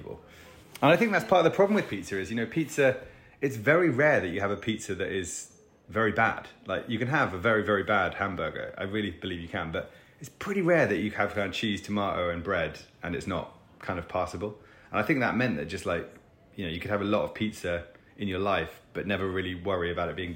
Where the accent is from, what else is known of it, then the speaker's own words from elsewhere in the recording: England, United Kingdom; we're two Muppets from England